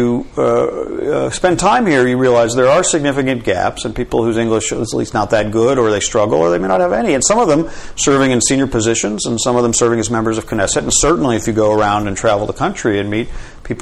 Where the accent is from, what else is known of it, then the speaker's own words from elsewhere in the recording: Illinois, United States; moved away as an adult; also born or lived in Washington / Israel; from my home state of Illinois